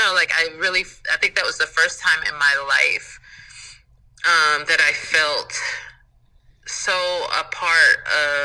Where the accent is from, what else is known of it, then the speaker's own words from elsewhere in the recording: North Carolina, United States; So Chapel Hill, growing up in North Carolina, like, you know, you can go to, if you're on the college track, you could go to Chapel Hill or you can go to Duke